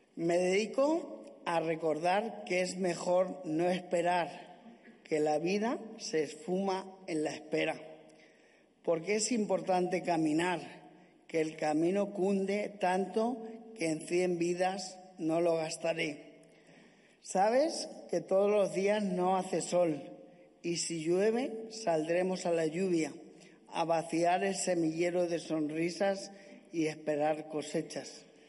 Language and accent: Spanish; Castilla-La Mancha, Spain; en mi tierra, en mi casa, con mi gente